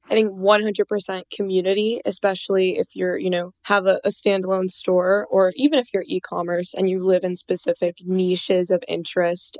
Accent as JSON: {"language": "English", "region": "Minnesota", "country": "United States", "said": "I'm from Minnesota, so we're always ice skating on the lake."}